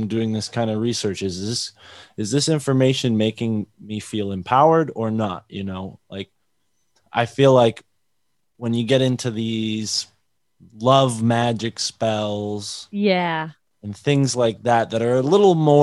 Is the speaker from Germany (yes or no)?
no; New England, United States; I grew up in New England